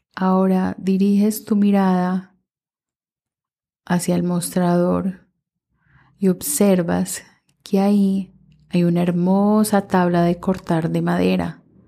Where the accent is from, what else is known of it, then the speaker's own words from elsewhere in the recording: Minnesota, United States; mientras crecí en Minnesota